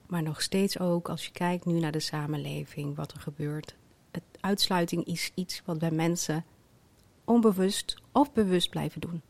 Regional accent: Twente, Overijssel, Netherlands; Mijn ouders zijn in Marokko geboren. Ikzelf in Twente

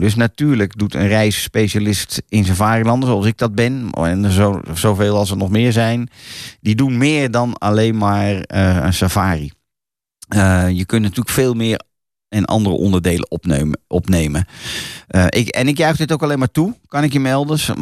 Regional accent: Netherlands; wij als Hollanders

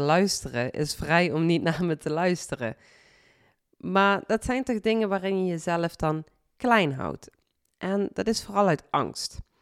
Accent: Limburg, Netherlands; accent: Limburgs; mijn Limburgs accent

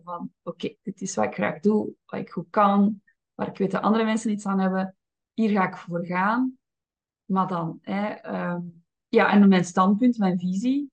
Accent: Flanders, Belgium; zeker als Vlaming. Ik ben opgevoed als een, als een braaf Vlaams meisje

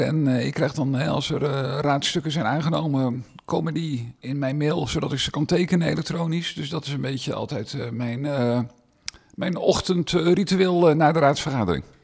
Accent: Meerkerk, South Holland, Netherlands; omdat ik hier vandaan kom. Ik kom uit Meerkerk

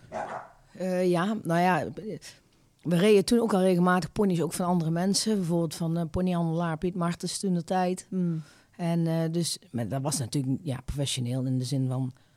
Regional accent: Eindhoven, North Brabant, Netherlands; Ik ben eh, geboren en getogen in eh, Eindhoven

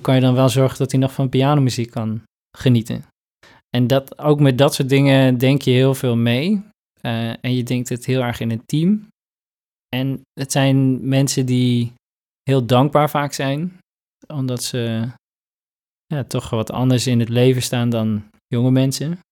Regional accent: Northeast Groningen, Netherlands; ik kom zelf uit Noordoost-Groningen

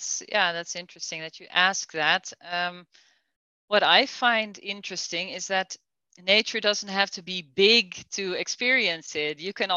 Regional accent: Netherlands; English is a second language; And it's not like I want to talk negative about Holland. I love my home country.

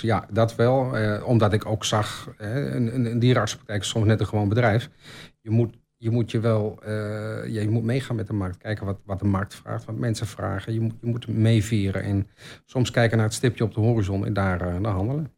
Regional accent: Albergen, Overijssel, Netherlands; also born or lived in Utrecht / Brabant; now in Almelo, Netherlands; Maar ik ben geboren in Utrecht, ehm, getogen in Albergen

